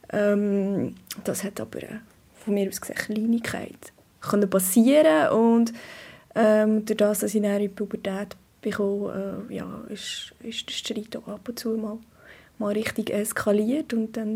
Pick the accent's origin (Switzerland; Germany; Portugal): Switzerland; Bern; Wir sind auf dem Land aufgewachsen, in einem kleinen Ort, im Emmental. Und äh, meine Eltern hatten ein, ein Bauernhaus, aber sie waren nicht mehr landwirtschaftlich tätig.